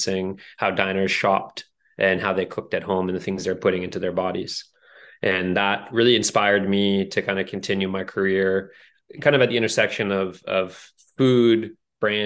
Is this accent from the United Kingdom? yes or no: no; Canada; growing up in Canada